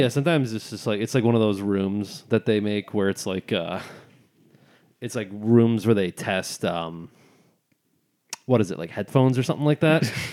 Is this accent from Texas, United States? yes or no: no; Barry County, Michigan, United States; I'm from Barry County